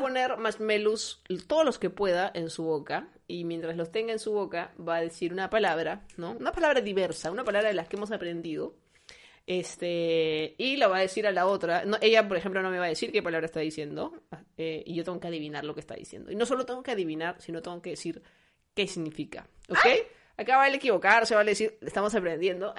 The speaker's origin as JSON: {"language": "Spanish", "region": "Lima", "country": "Peru", "tie": "born or raised there", "said": "yo he crecido en Lince, que he pasado mi, niñez, mi, pubertad, mi adolescencia en Lince"}